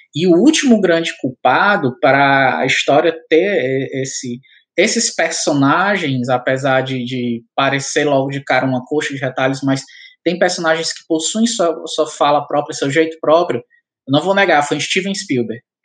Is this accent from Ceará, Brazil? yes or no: yes; Ceará, Brazil